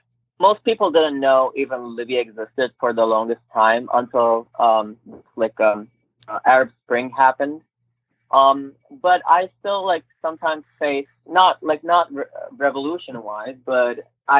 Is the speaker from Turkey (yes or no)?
yes; Turkey; English is a second language; now in United States; I told them, like, I'm half Turkish, I'm from Turkey, and a lady told me, like, oh, which state Turkey is?